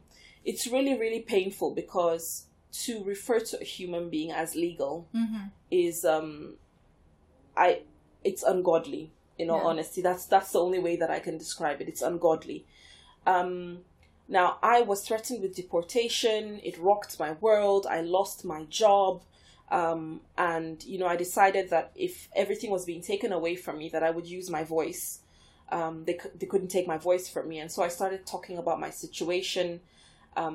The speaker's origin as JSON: {"language": "English", "country": "Nigeria", "tie": "born or raised there", "moved": "yes", "lives_now": "United Kingdom", "said": "I was born and raised in Nigeria."}